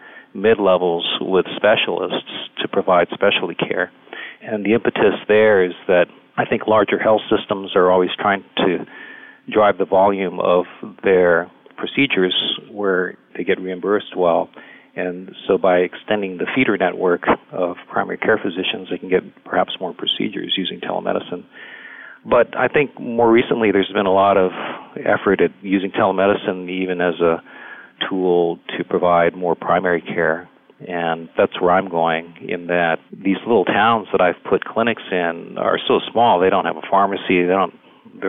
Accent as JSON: {"language": "English", "region": "Hawaii", "country": "United States", "tie": "born or raised there", "also_born_or_lived": "California / Texas", "moved": "as an adult", "lives_now": "West Texas, United States", "said": "I grew up in Hawaii, actually, and did medical school there"}